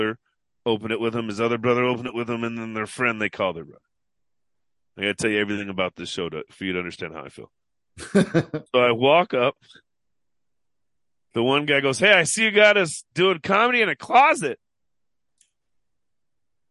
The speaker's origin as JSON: {"language": "English", "town": "Seattle", "region": "Washington", "country": "United States", "said": "I'm from Seattle."}